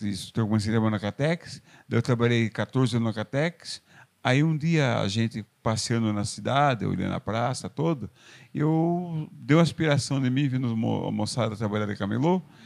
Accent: Porto Feliz, São Paulo, Brazil; moved away as an adult; now in Salto, Brazil; Foi nessa fazenda que eu nasci, no município de Porto Feliz

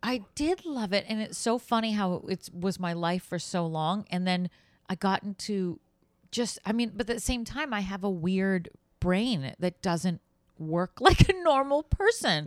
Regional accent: Boston, Massachusetts, United States; moved away as an adult; I grew up in Boston

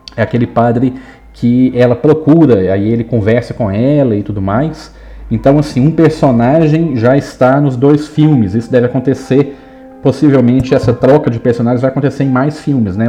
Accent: Minas Gerais, Brazil; Aqui em Minas Gerais, por exemplo, minha terra

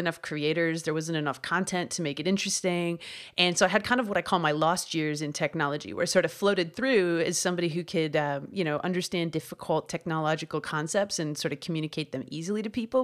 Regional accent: Canada; I grew up in Canada collecting hockey cards

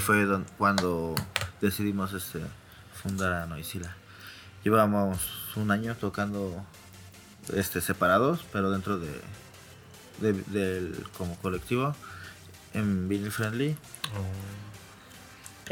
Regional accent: Mexico City, Mexico; nací en la Ciudad de México, siempre he vivido aquí en la Ciudad de México

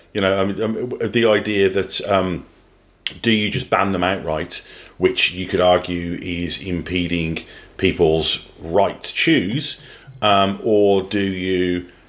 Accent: Birmingham, West Midlands, United Kingdom; now in New Zealand; I grew up in Birmingham in England

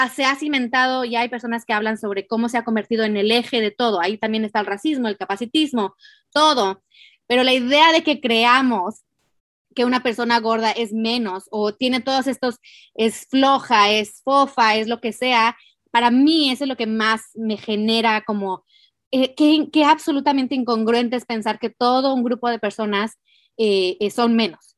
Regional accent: Mexico; nací en México

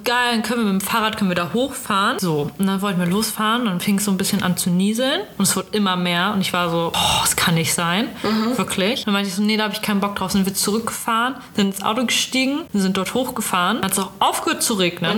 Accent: Germany; du als Deutscher

